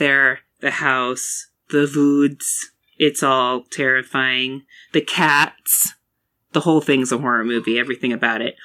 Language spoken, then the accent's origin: English; United States; as an American human